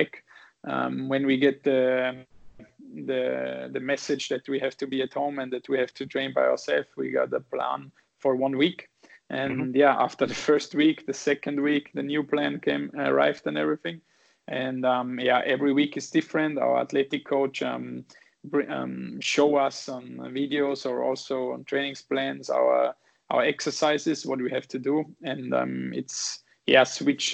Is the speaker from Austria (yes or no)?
yes; Saalfelden, Salzburg, Austria; English is a second language; moved away as an adult; now in Vienna, Austria; I am from a smaller town called Saalfelden. It's 60 kilometers away from Salzburg